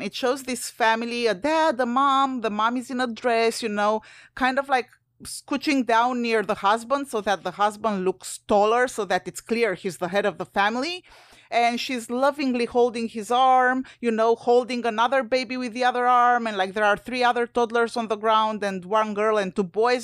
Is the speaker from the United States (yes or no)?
no; Romania; moved away; I'm originally from Romania, a former U S S R satellite country.